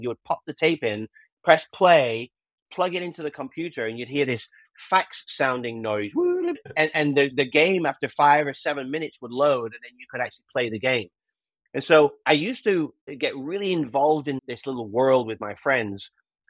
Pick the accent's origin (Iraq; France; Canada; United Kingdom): United Kingdom; moved away as an adult; now in United States; when I first came to America when I was 21 years old. I'm a Brit, as we had discussed earlier. I'm not Australian. I am a Brit